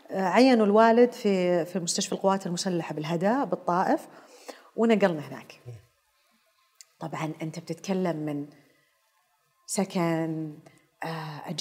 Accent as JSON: {"language": "Arabic", "town": "Karachi", "region": "Sindh", "country": "Pakistan", "tie": "born or raised there", "said": "آه، تحديدا في كراتشي عشان كذا تسولفين"}